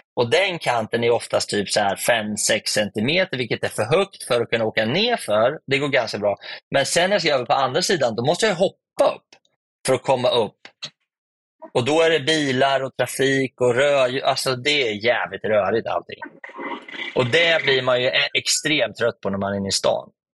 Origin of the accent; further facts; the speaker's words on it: Sweden; Hemma i Sverige